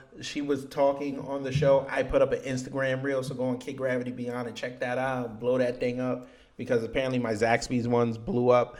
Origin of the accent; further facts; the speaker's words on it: New York, United States; I'm from New York